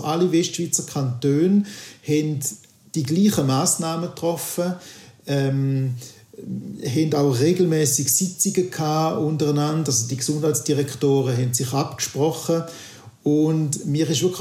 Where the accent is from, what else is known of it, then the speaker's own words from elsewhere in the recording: St. Gallen, Switzerland; Ich bin St. Galler und ich bin doch auch sehr erstaunt gewesen